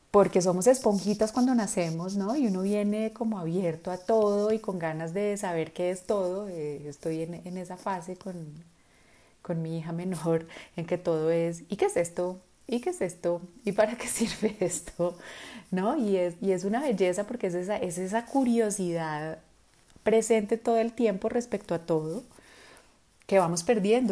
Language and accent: Spanish; Colombia; first language Spanish; nosotros en, Colombia o en América Latina, nuestro idioma nativo es español